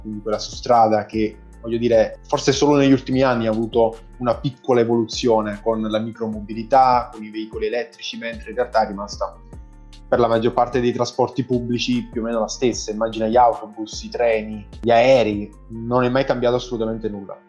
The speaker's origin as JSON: {"language": "Italian", "town": "Caserta", "region": "Campania", "country": "Italy", "said": "Io sono di Caserta"}